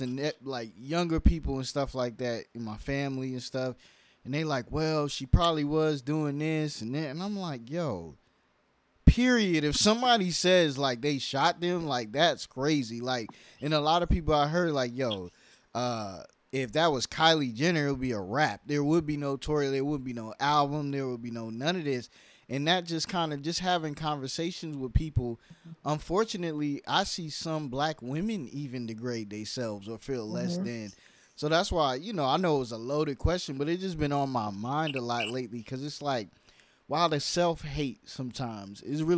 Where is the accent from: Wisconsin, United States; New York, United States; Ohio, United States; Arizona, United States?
New York, United States; also born or lived in California; now in Atlanta, United States; You know, I'm from New York originally, but I lived in California, all different places.